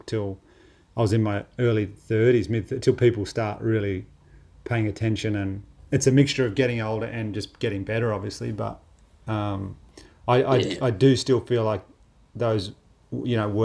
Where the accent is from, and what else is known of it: Australia; born or raised there